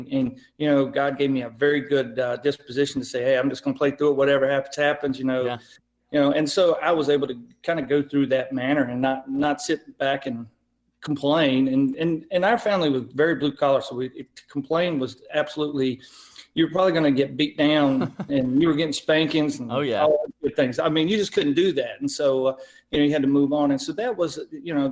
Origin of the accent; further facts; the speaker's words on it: Marion, Virginia, United States; also born or lived in Tannersville, Virginia; my hometown is Marion, Virginia, and when I was growing up, I moved around from parent to parent, grandparent to grandparent, right, to finally I ended up being pretty much through my high school years with my aunt and uncle, and in Tannersville